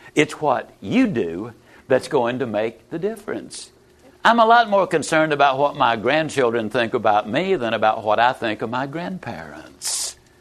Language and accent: English; Yazoo City, Mississippi, United States; also born or lived in Lower Alabama; I was raised in Yazoo City, Mississippi